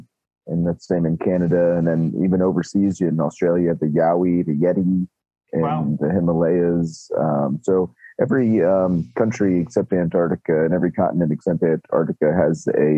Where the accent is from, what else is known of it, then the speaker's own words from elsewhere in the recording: northwestern New Jersey, United States; from northwestern New Jersey. Kind of in the armpit between Pennsylvania and New York.